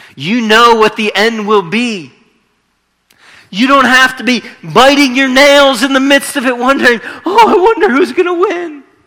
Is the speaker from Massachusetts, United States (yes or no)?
no; Northeastern Ohio, United States; moved away as an adult; also born or lived in California; I'm from Northeastern Ohio